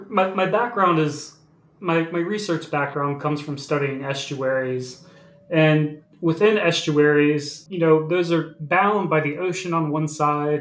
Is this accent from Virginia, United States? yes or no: yes; Virginia Beach, Virginia, United States; also born or lived in Richmond, Virginia; I grew up in Virginia Beach, Virginia, along the coast of Virginia